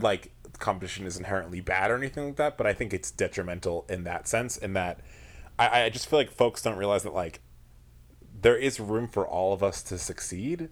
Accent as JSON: {"language": "English", "area": "Long Island", "region": "New York", "country": "United States", "said": "I'm from Long Island originally"}